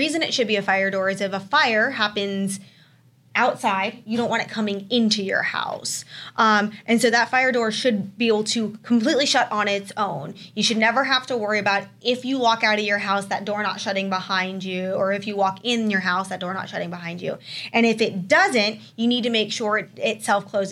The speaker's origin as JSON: {"language": "English", "region": "Florida", "country": "United States", "moved": "yes", "lives_now": "Arizona, United States", "said": "I'm originally from Florida"}